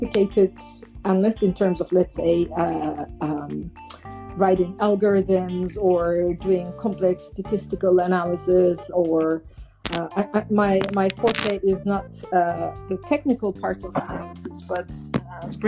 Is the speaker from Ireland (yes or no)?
no; Turkey; moved away as an adult; now in Amsterdam, Netherlands; my home country in Turkey